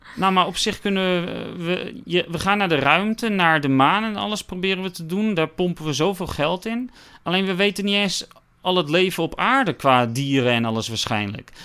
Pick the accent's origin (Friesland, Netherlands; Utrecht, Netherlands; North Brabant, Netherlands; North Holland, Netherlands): North Holland, Netherlands; Westzaan; ik kom uit Westzaan